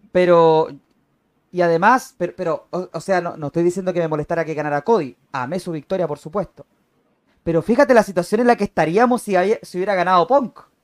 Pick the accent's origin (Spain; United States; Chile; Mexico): Chile; also born or lived in Arica, Chile; yo que soy de Chile, yo que vivo en la ciudad de Arica, en la, en la parte norte del país